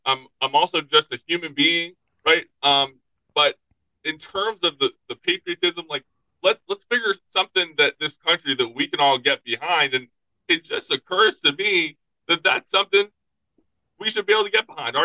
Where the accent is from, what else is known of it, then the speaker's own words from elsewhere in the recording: United States; We're American